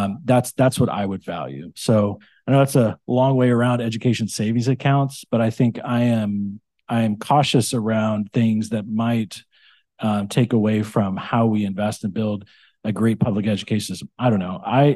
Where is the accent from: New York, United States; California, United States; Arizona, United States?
California, United States; I grew up in the Central Valley. I grew up in a small town in the Central Valley.